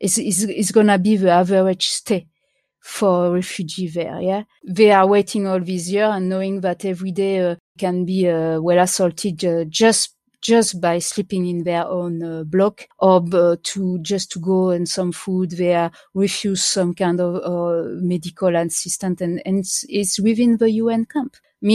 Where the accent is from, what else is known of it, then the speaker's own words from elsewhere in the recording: France; born there; I was born in France where at the moment where it stopped being illegal, kind of, yeah.